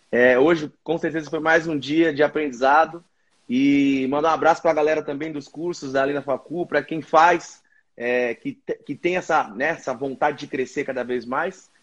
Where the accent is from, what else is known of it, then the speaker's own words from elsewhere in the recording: Ponta Porã, Mato Grosso do Sul, Brazil; moved away; also born or lived in Presidente Prudente, São Paulo / Mogi das Cruzes / São Paulo / Rio de Janeiro; de Ponta Porã, principalmente, no Mato Grosso do Sul, onde eu cresci. Né? Depois voltei a morar em Prudente, onde eu nasci